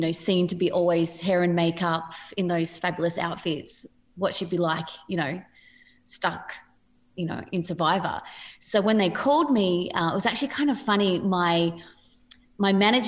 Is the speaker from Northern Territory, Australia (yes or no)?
no; Sydney, New South Wales, Australia; And I come from Padstow Heights, which is a pretty small place